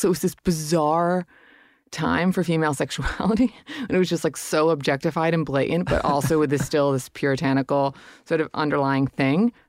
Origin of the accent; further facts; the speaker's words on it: Hudson Valley, upstate New York, United States; I grew up in upstate New York in the Hudson Valley